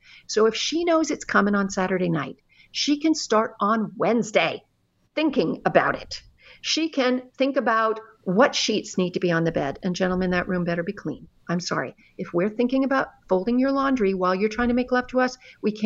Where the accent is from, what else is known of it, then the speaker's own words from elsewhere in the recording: Canada; now in United States; although I've lived in America for a very long time, I'm actually Canadian